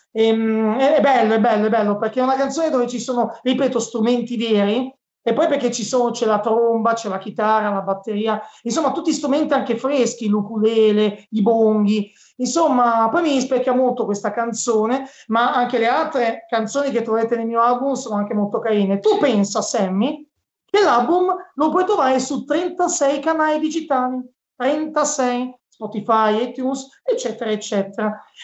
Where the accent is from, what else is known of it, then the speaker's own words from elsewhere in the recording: Cinisello Balsamo, Lombardy, Italy; Io sono di Cinisamo Bassamo, in provincia